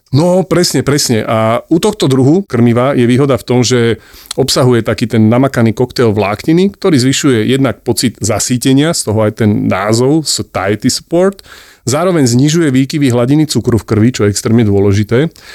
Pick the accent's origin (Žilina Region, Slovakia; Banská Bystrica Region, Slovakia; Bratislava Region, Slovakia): Bratislava Region, Slovakia; Bratislava; moved away as an adult; also born or lived in Košice; je počuť, že som z Bratislavy